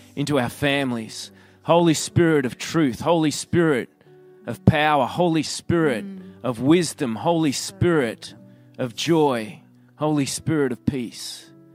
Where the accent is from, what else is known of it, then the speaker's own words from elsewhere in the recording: Australia; accent: Australian; I'm an Aussie